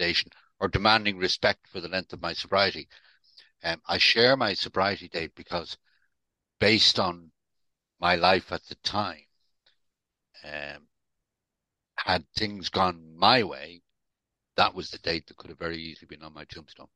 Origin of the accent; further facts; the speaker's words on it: Dublin, Leinster, Ireland; now in United Kingdom; I'm not actually from the UK. I was born and brought up in Dublin.